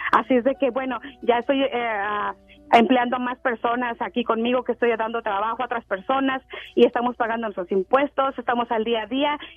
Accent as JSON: {"language": "Spanish", "town": "San Juan de los Lagos", "region": "Jalisco", "country": "Mexico", "said": "yo soy tu paisana de Jalisco, soy de San Juan de los Lagos."}